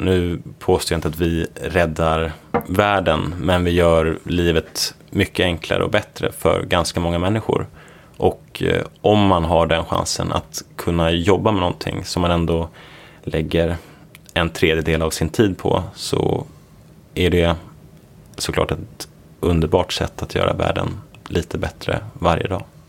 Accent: Uppsala, Uppsala County, Sweden; moved away as an adult; also born or lived in Gothenburg / Stanford, United States; Så jag är uppvuxen i Uppsala, trivdes väldigt bra där

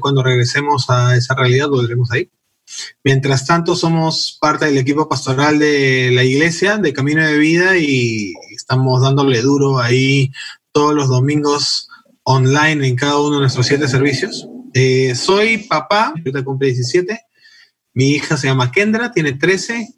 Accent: Peru; also born or lived in United States

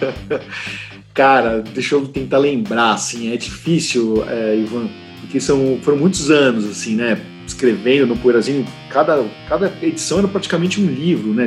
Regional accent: Brazil; Sim, sou brasileiro.

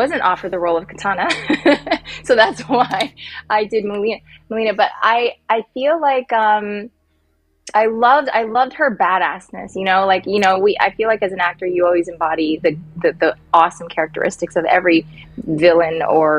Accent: Silicon Valley, California, United States; I grew up in the Silicon Valley, so it was very, nerdy, techie, gamey, everything, everybody.

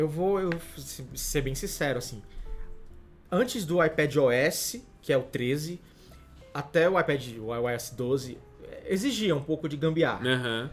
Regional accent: Fortaleza, Ceará, Brazil; eu não moro em São Paulo, sou de Fortaleza

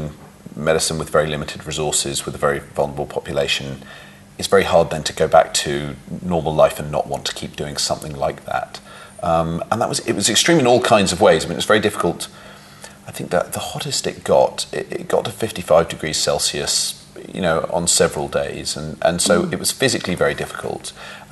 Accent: London, United Kingdom; moved away as an adult; now in New York, United States; I grew up in London and had a very nice, comfortable childhood

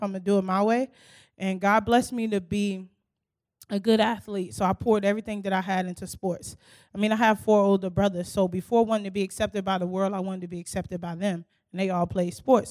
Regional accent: Newark, New Jersey, United States; now in Knoxville, United States; I'm originally from Newark, New Jersey

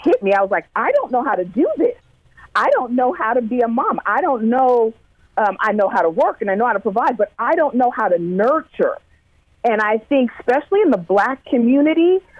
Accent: Sunnyvale, California, United States; also born or lived in Vallejo, California; I grew up in Sunnyvale, California

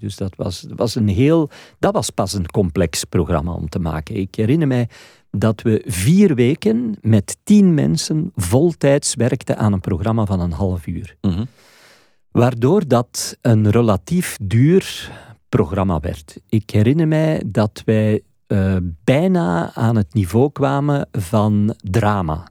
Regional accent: Flanders, Belgium; hier bij ons in Vlaanderen

